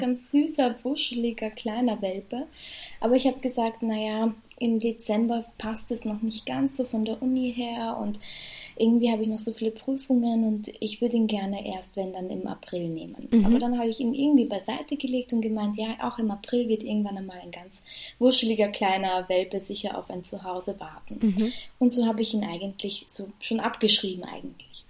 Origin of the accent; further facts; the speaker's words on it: Vienna, Austria; Ich komme aus Wien, arbeite in meinem Beruf mittlerweile schon über drei Jahre